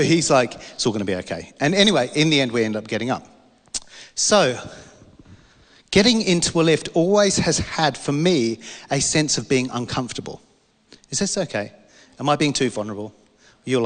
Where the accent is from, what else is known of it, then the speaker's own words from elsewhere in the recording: London, United Kingdom; I'm from London